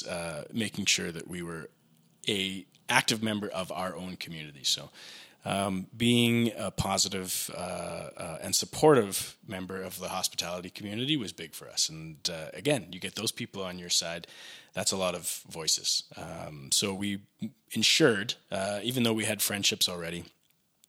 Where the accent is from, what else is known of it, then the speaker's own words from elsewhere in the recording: Regina, Saskatchewan, Canada; now in Calgary, Canada; I'm from Regina originally.